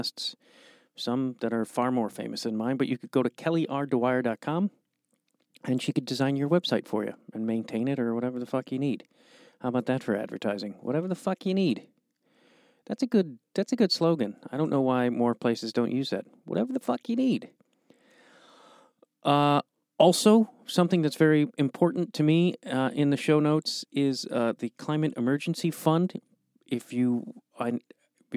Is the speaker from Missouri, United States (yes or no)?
no; Chicago, Illinois, United States; a guy from Chicago